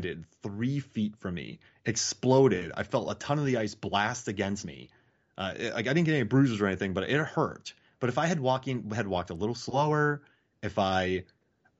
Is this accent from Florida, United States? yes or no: yes; Florida, United States; also born or lived in Wisconsin / Georgia; I grew up in Florida and Georgia